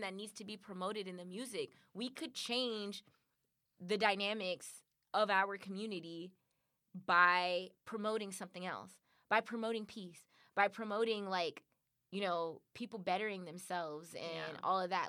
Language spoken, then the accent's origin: English; Compton, California, United States; I'm from Compton. Like I grew up in these communities